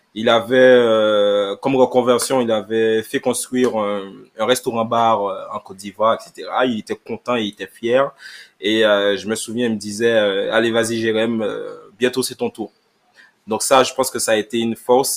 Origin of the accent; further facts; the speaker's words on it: Sainte-Rose, Guadeloupe; je suis Guadeloupéen, je suis Guadeloupéen, donc euh, je suis euh, Saint-Rosien